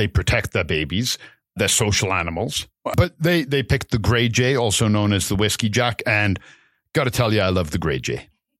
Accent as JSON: {"language": "English", "region": "England", "country": "United Kingdom", "moved": "yes", "lives_now": "Canada", "said": "I love the fact that I come from England. I got a ton of friends and family there, but it's what makes a culture. And I love that. I love my English heritage, but I would never want to live back there. Canada is my home"}